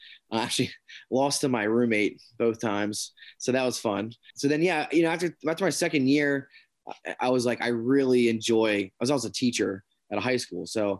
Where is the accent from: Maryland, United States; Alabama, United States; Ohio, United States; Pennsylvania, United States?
Pennsylvania, United States; Hanover; I grew up in Hanover, Pennsylvania, which is, if you have ever had Snyder's pretzels or Utz potato chips or Martin's potato chips, they're all right there in Hanover. So snack food capital of the world. It's in York County, Pennsylvania, which is like right outside Gettysburg.